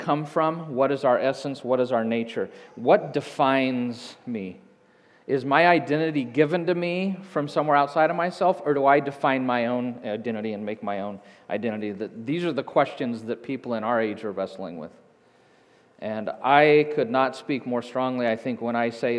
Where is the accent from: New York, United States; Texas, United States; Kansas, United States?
Kansas, United States; Hays; moved away; I grew up in Hays